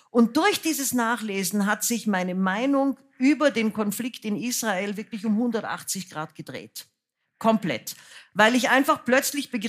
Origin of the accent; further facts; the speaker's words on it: Austria; now in Germany; dann bin ich aus Österreich weg, weil ich fand, es war antisemitisch. Und dann habe ich von Deutschland aus auf Österreich gesehen und habe gesehen, das ist alles noch viel, viel schlimmer, als ich es eigentlich gemerkt habe, weil ich in dieser Suppe aufgewachsen bin.